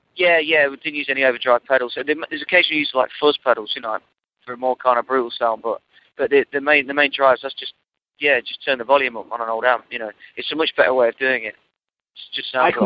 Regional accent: Nottingham, East Midlands, United Kingdom; moved away as an adult; now in London, United Kingdom; I moved from Nottingham, where I grew up, to London

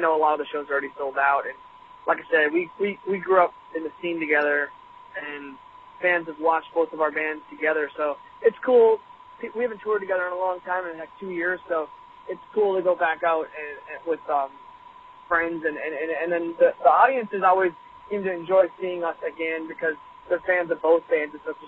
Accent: Michigan, United States; Yeah, we're from Michigan, we're from Minneapolis

